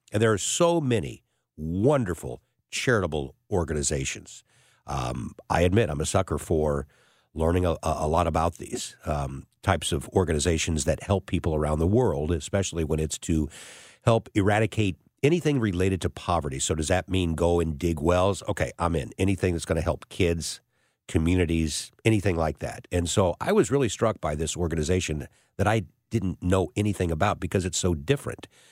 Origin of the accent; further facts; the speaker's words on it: St. Louis, Missouri, United States; my hometown